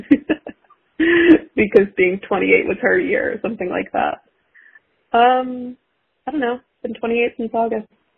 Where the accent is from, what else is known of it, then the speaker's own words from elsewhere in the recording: United States; I'm American